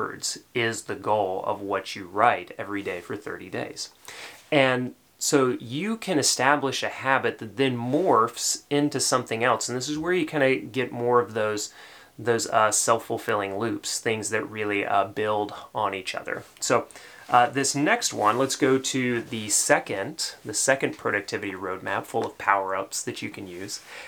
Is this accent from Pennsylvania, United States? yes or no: no; Tennessee, United States; accent: Tennessee; my Tennessee accent